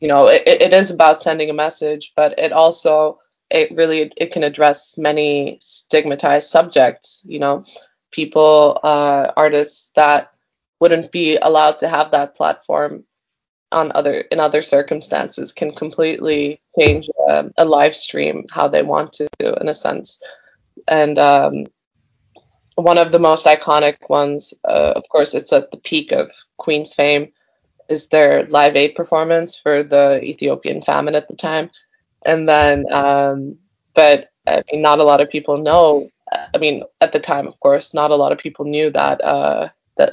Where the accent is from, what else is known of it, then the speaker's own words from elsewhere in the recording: Turkey; I grew up in Turkey